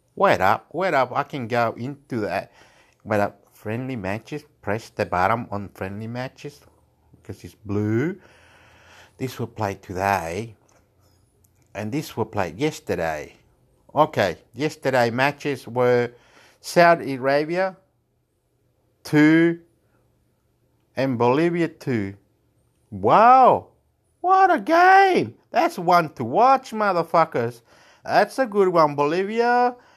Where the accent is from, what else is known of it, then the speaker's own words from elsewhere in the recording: Chile; I'm from Chile